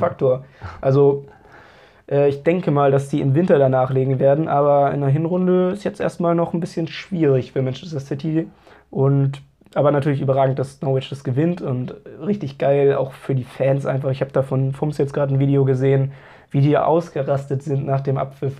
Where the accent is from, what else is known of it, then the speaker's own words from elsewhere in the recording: Hamburg, Germany; als Hamburger